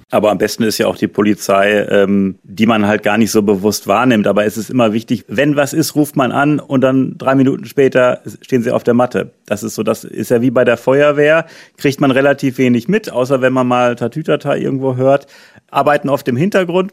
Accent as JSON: {"language": "German", "town": "Münster", "region": "North Rhine-Westphalia", "country": "Germany", "tie": "born or raised there", "said": "in Münster, in meiner Heimat hier."}